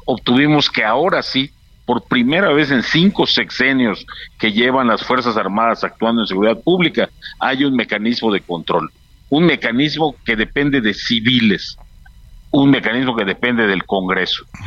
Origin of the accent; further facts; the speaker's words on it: Yucatán, Mexico; Yo soy yucateco